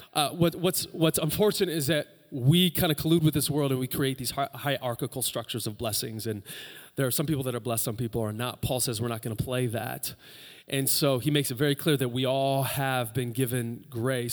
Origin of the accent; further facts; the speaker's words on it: United States; we're Americans